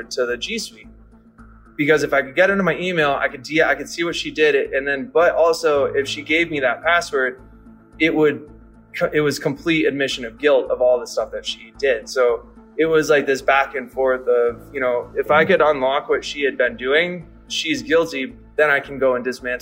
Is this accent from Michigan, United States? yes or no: yes; Detroit, Michigan, United States; I was born in Detroit